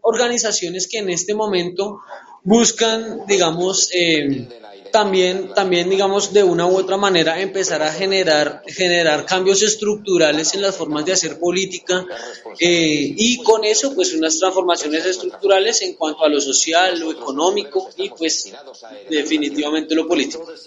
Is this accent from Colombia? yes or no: yes; Colombia; nuestro país